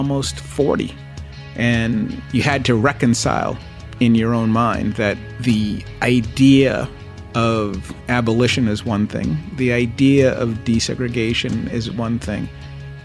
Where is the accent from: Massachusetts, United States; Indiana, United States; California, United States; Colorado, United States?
Massachusetts, United States; Boston; I grew up in Dorchester